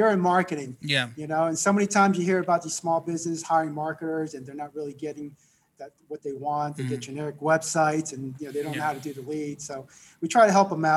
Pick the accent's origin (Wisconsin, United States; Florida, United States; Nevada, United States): Florida, United States; South; I grew up in South Florida.